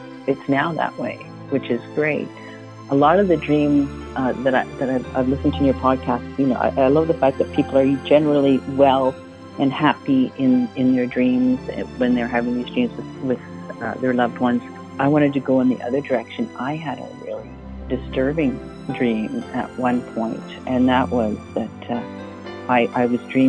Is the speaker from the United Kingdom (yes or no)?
no; Toronto, Ontario, Canada; also born or lived in Waterloo; I grew up in Toronto